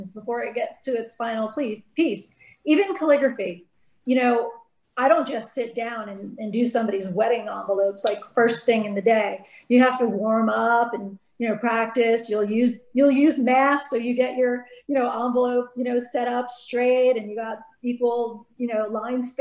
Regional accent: New Jersey, United States; moved away; also born or lived in California; I was born in the Northeast in New Jersey

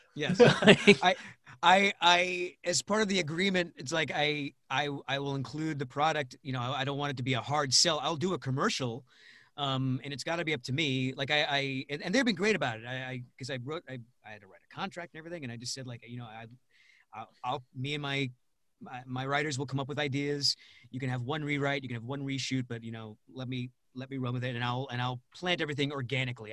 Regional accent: Rhode Island, United States; moved away; also born or lived in Pittsburgh; I'm from Rhode Island originally. I grew up there, lived in Pittsburgh for a couple of years

